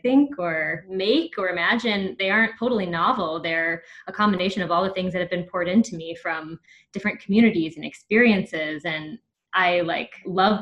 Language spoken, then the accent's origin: English; the Bible Belt, United States; I got a lot of that growing up in the Bible Belt